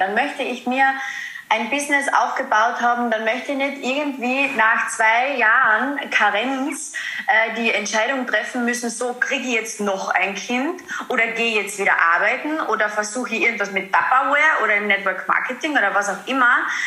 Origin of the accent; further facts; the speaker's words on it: Carinthia, Austria; ich komme aus Kärnten, aus Österreich, deswegen auch immer ein bisschen so beim Dialekt in den Podcast